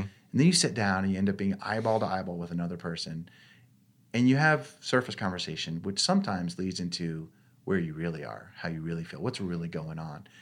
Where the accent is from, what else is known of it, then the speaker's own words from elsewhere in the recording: Maine, United States; growing up in Maine, now this is more out of necessity. Five kids, and we're living in rural Maine